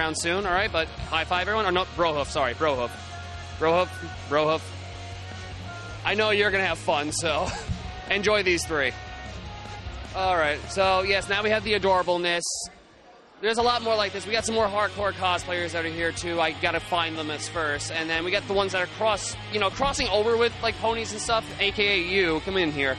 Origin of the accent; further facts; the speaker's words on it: Long Island, New York, United States; we're from Long Island